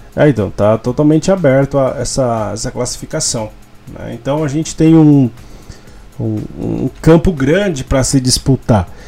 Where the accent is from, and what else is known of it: Brazil